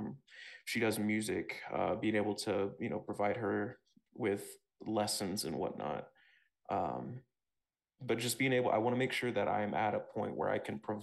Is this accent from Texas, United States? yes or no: yes; Texas, United States; also born or lived in Ohio; I grew up mostly in Texas, and before that I was living in Ohio